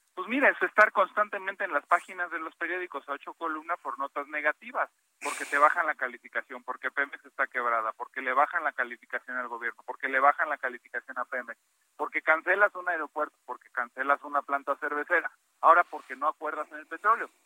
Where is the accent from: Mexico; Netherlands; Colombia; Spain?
Mexico; porque somos mexicanos